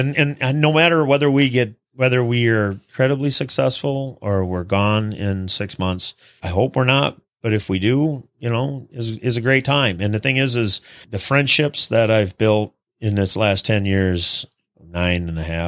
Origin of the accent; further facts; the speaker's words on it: Minnesota, United States; I'm from Minnesota.